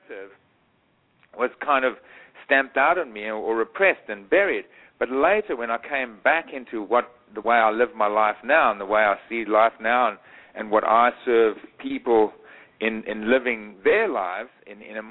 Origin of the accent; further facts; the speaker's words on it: Eswatini; moved away; When I was a boy growing up in Swaziland